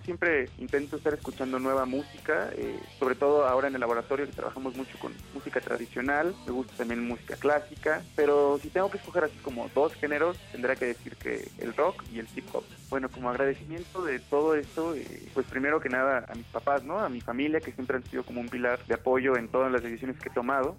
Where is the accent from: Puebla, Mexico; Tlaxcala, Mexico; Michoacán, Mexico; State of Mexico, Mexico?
Michoacán, Mexico; Morelia; also born or lived in Buenos Aires; soy de Morelia y tengo 26 años